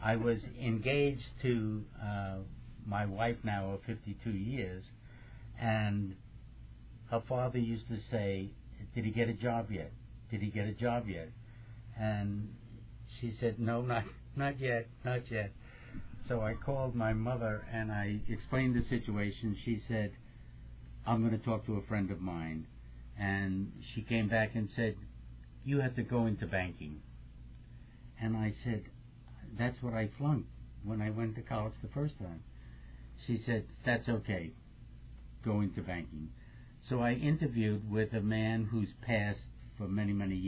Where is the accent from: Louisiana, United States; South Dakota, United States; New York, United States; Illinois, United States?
New York, United States; New York City; I grew up in East New York and Brooklyn in Jamaica, Queens